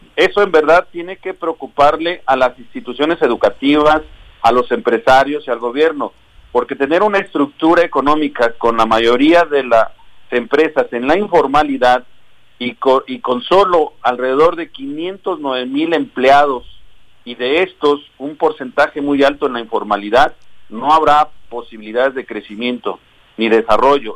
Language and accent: Spanish; Cotija, Michoacán, Mexico; now in Morelos, Mexico; Yo nací en Cotija, Michoacán